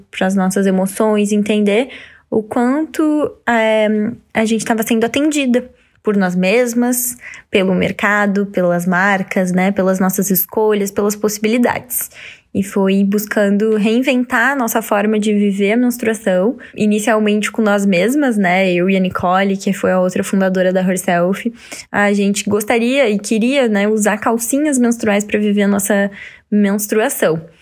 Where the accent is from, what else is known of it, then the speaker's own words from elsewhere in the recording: Santa Cruz do Sul, Rio Grande do Sul, Brazil; que é na minha cidade também, sou natural de Santa Cruz